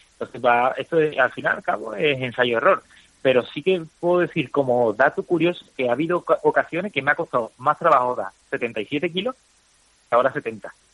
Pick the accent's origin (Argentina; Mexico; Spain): Spain; yo soy español de a pie